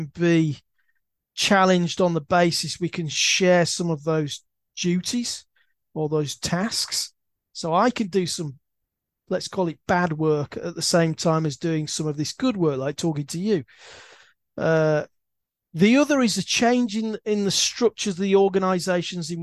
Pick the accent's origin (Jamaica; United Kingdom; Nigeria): United Kingdom; Leeds, Yorkshire and the Humber; I used to pass this university because I come from Leeds